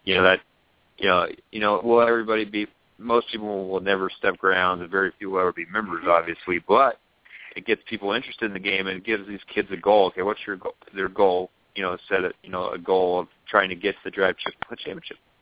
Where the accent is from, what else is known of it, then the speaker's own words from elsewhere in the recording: San Francisco Bay Area, California, United States; now in Arizona, United States; I grew up in the San Francisco Bay Area, except in the East Bay side